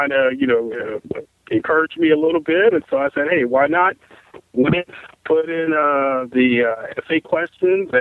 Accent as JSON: {"language": "English", "town": "Charleston", "region": "South Carolina", "country": "United States", "said": "I'm from Charleston, South Carolina."}